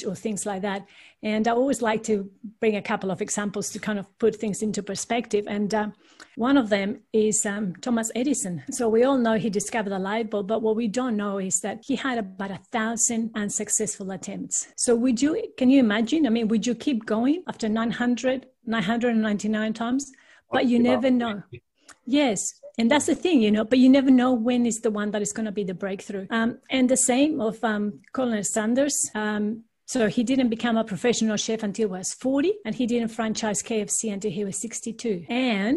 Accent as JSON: {"language": "English", "country": "Peru", "moved": "yes", "lives_now": "Australia", "said": "I'm actually originally from Peru in South America, and all my family is still there"}